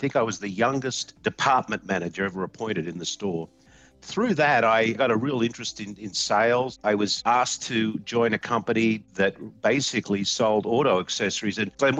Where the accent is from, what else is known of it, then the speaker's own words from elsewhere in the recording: Sydney, New South Wales, Australia; moved away as an adult; now in United States; I'm from Sydney, Australia. I was born in a little suburb of Sydney called Five Dock. I went to Five Dock Public School, Des Moines Boys High School.